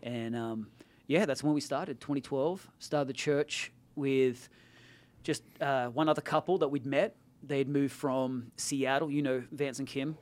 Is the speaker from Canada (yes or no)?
no; Australia; moved away as an adult; now in Silicon Valley, United States; I'm Australian. I'm Australian American. I naturalized.